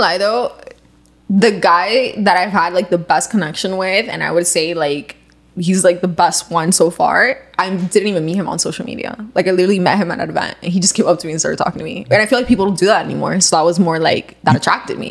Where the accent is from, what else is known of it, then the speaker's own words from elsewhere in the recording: Cuba; I'm Cuban